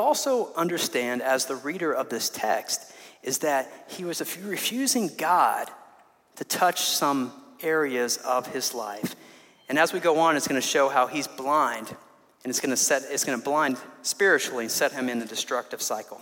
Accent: 12 miles from Champaign, Illinois, United States; that's 12 miles away from my hometown

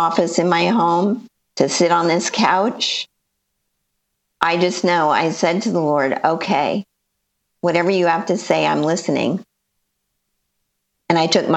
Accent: Los Angeles, California, United States; moved away as an adult; also born or lived in Northeast Ohio; now in Ohio, United States; I lived there my whole life, born and raised in the San Fernando Valley.

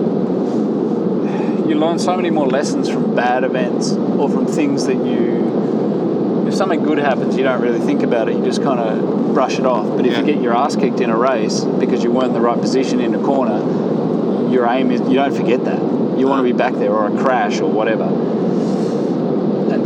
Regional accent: Australia; now in Girona, Spain; I am Australian at heart still

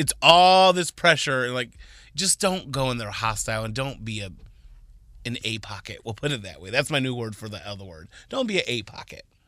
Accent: Texas, United States; I was born in Texas to Donna and Floyd Anderson

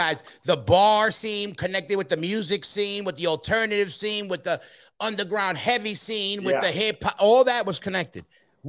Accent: Ecuador; I'm Ecuadorian, I know, but I know a lot about how the European youth came up.

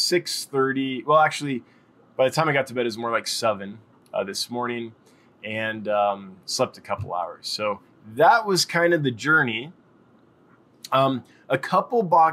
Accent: Los Angeles, California, United States; moved away as an adult; now in Wyoming, United States; I'm from Los Angeles

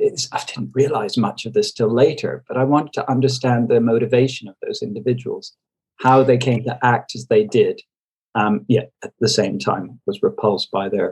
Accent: Toronto, Ontario, Canada; moved away as an adult; also born or lived in London / Berlin; I grew up in Toronto

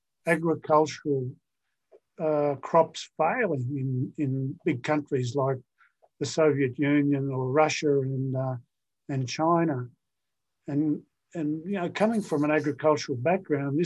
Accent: Darling Downs, Queensland, Australia; I grew up on what's called the Darling Downs in Australia.

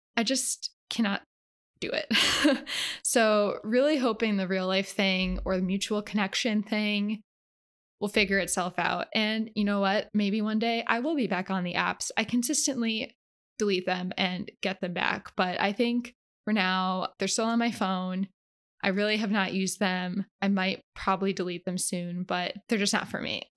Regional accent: Canada; now in Los Angeles, United States; I'm a Canadian

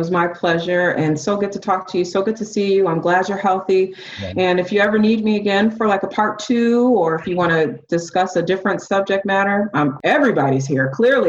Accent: Ann Arbor, Michigan, United States; now in Atlanta, United States; I grew up in Ann Arbor, Michigan, born and raised Ann Arbor, Michigan. And you know, I felt that way before I moved to Atlanta.

